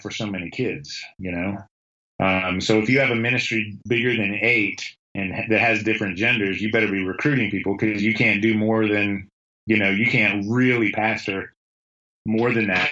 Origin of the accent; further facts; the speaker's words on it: the North, United States; moved away; I grew up in the North. I grew up in a steel town in a blue, like blue collar steel town.